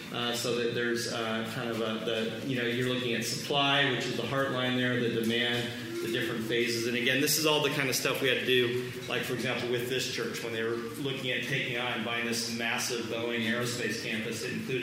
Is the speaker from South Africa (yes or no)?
no; Germany; also born or lived in Vietnam; I was born in Vietnam. I remember bombs going off. Grew up in Germany, kind of military brat.